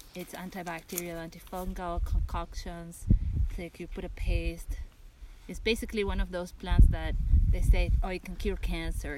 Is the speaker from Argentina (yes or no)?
yes; Argentina; moved away as an adult; also born or lived in East Coast, United States; now in California, United States; I'm from Argentina originally